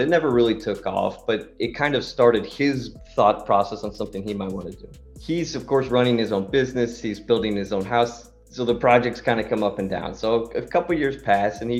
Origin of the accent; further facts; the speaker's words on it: United States; moved away as an adult; also born or lived in Austria; now in Vienna, Austria; I'm an American guy, but I've been living in Austria the last 10 years